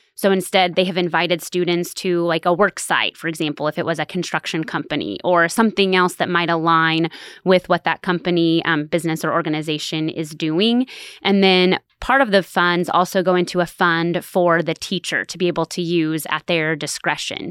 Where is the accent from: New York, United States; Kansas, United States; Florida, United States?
Kansas, United States; Stafford; moved away as an adult; also born or lived in Salina, Kansas; now in Manhattan, Kansas, United States; I'm originally from Stafford, Kansas, which is a really small farming community